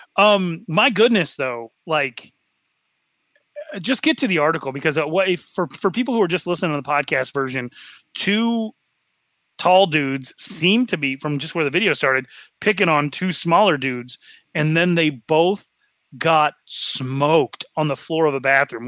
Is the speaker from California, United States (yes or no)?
no; Wyoming, United States; I'm from Wyoming